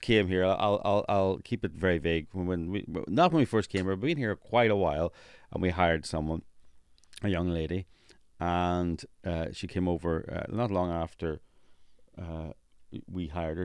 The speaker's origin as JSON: {"language": "English", "region": "Northern Ireland", "country": "United Kingdom", "moved": "yes", "said": "I'm from Northern Ireland"}